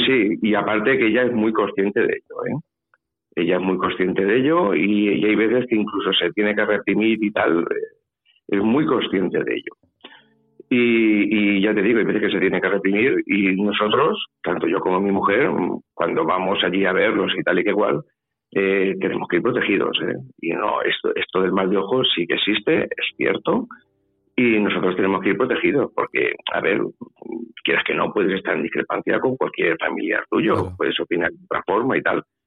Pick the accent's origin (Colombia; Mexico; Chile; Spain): Spain; Valencia, Valencian Community; also born or lived in Puertollano / Almodóvar del Campo / Ciudad Real; Yo soy nacido en Puerto Llano la familia mía es de Almodóvar. Pero claro, yo me he criado en Valencia